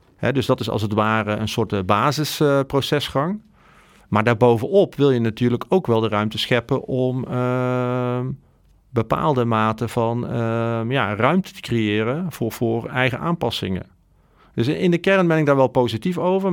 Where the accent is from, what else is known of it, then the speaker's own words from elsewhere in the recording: Netherlands; wij als Nederlanders